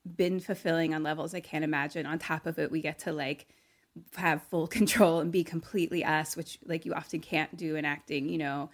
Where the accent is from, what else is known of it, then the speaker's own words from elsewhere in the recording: Philadelphia, Pennsylvania, United States; moved away; we're both from Philly